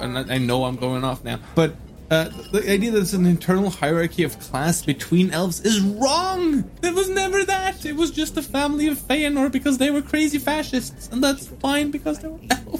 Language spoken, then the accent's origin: English; Norway; I'm from Norway.